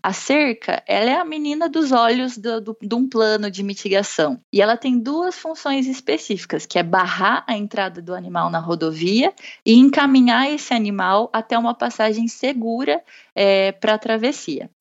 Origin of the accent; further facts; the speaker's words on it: Bauru, São Paulo, Brazil; moved away as an adult; eu sou de Bauru, interior do estado de São Paulo